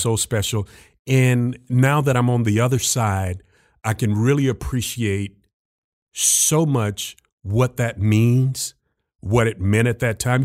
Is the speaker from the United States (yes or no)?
yes; Jacksonville, Florida, United States; taught high school history back in my hometown of Jacksonville, Florida, at my high school